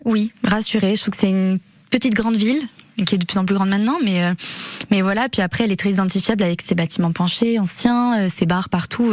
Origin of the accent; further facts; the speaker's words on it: Arcachon Basin, Nouvelle-Aquitaine, France; moved away as an adult; now in Bayonne, France; Je suis originaire du bassin d'Arcachon